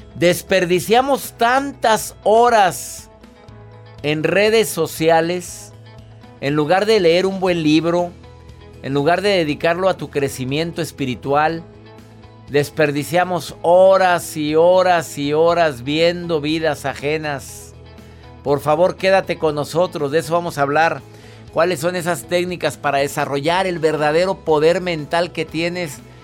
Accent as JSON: {"language": "Spanish", "town": "Monterrey", "region": "Nuevo León", "country": "Mexico", "said": "en mi amado México de donde yo soy, del Monterrey"}